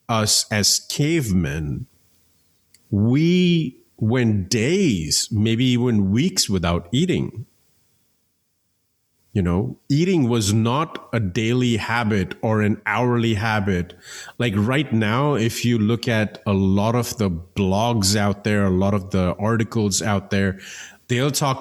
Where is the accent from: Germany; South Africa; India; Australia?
India; growing up in India